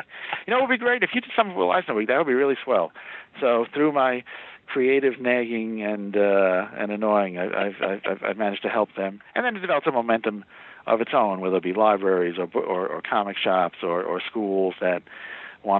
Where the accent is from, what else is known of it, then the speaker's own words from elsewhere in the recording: New York, United States; I grew up in New York, so I came home to New York